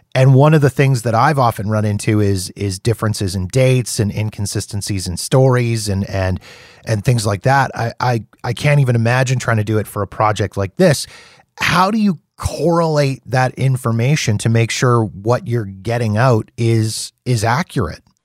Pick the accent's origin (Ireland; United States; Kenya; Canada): Canada; being Canadian